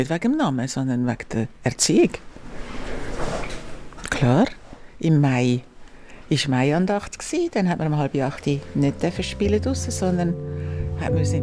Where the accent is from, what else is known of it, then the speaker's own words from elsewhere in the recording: Zurich, Switzerland; Als Maria drei Monate alt war, ist dann die Familie auf Zürich gezogen. Wir sind in Zürich Altstädten aufgewachsen